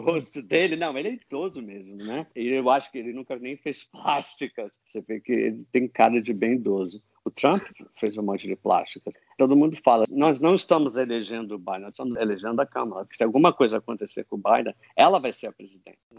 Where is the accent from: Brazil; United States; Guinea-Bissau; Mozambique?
United States; eu sou americano